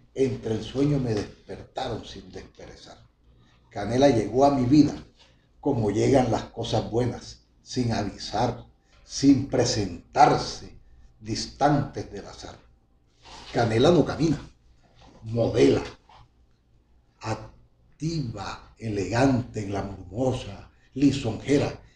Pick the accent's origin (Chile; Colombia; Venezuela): Colombia; El Banco, Magdalena; now in Valledupar, Colombia; yo soy del Banco Magdalena, como lo he venido reiterando muchas veces, orgullosamente banqueño, y allá en mi niñez